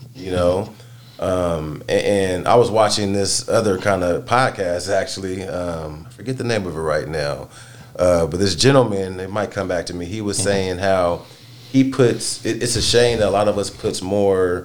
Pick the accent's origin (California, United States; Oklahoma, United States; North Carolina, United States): California, United States; the Bay Area; I grew up in the Bay Area